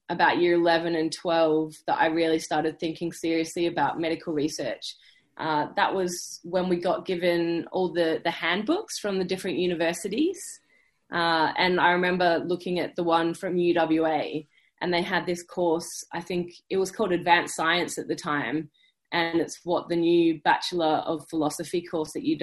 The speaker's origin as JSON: {"language": "English", "town": "Busselton", "region": "Western Australia", "country": "Australia", "tie": "born or raised there", "also_born_or_lived": "Perth, Australia / Melbourne, Australia", "moved": "as an adult", "lives_now": "United Kingdom", "said": "I grew up down south, so I'm from Busso"}